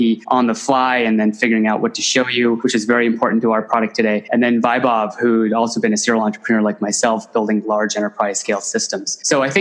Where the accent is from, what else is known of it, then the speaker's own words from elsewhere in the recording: Silicon Valley, Bay Area, California, United States; I grew up in Silicon Valley here in the Bay Area.